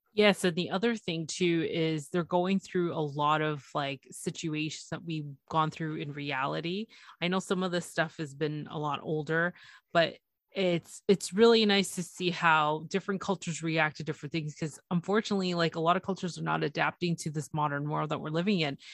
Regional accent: Toronto, Ontario, Canada; it's Toronto, it's my, it's my hometown.

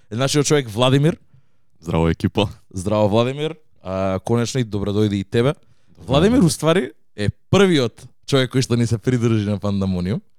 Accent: Radoviš, North Macedonia; Јас сум од Радовиш

